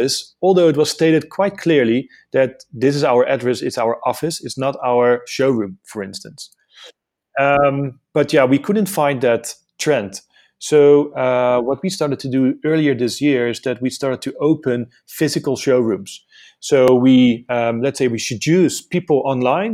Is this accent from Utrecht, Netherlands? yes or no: no; Amsterdam, North Holland, Netherlands; moved away as an adult; now in South Africa; originally I'm from Amsterdam. I migrated to South Africa for almost 4 years ago.